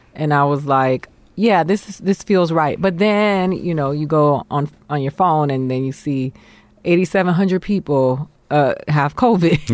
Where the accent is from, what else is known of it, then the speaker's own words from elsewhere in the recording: Miami, Florida, United States; moved away as an adult; also born or lived in Boston, Massachusetts / New York; I grew up in Miami, Florida